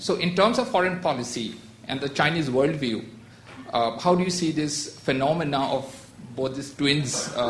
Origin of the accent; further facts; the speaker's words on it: India; being an Indian